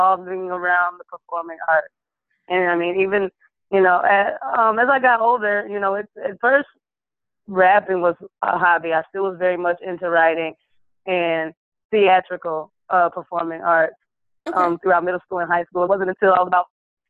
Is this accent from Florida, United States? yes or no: no; Lansing, Michigan, United States; moved away as an adult; also born or lived in Detroit, Michigan; now in Dallas-Fort Worth, United States; I'm originally from Lansing, Michigan